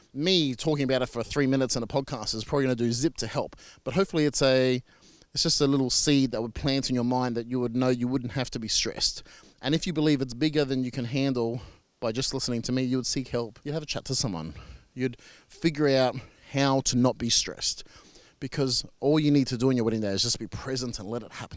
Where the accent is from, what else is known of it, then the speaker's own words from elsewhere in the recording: Australia; I'm an Australian marriage celebrant